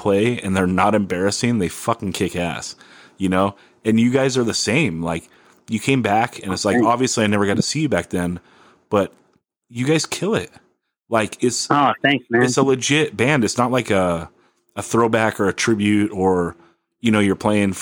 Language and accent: English; Oxnard, California, United States; now in San Diego, United States; I grew up in Oxnard, but I moved here in 06 and never left.